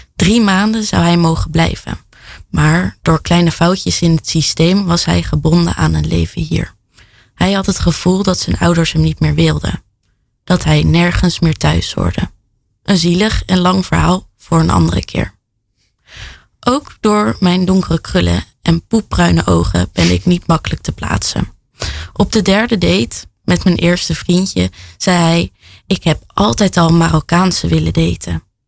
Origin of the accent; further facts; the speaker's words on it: The Hague, South Holland, Netherlands; Ik kom uit Den Haag